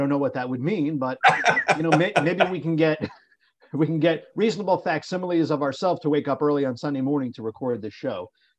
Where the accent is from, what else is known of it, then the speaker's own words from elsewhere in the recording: Canada; And I have to tell you, as a Canadian, you're a Canadian.